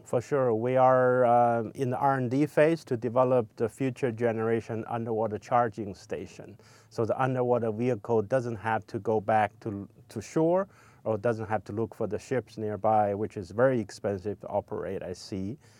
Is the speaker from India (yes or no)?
no; China; moved away as an adult; also born or lived in Los Angeles, United States; now in United States; I grew up in China